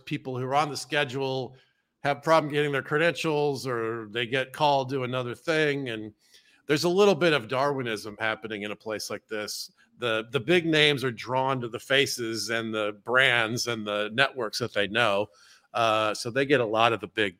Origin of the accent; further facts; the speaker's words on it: Georgia, United States; I'm from Georgia